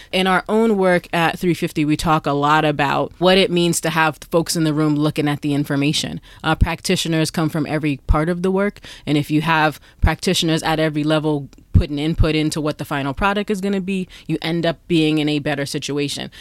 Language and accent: English; New York, United States; I'm from New York